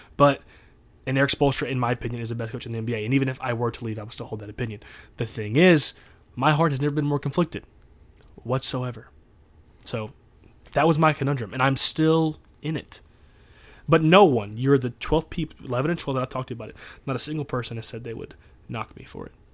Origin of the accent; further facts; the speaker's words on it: Louisiana, Missouri, United States; I lived in Louisiana till I was eight years old.